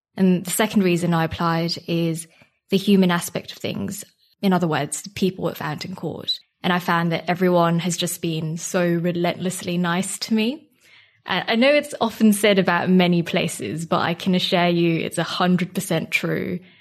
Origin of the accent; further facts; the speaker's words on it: Singapore; moved away as an adult; now in United Kingdom; I'm from Singapore and I came to the U K for university about six years ago now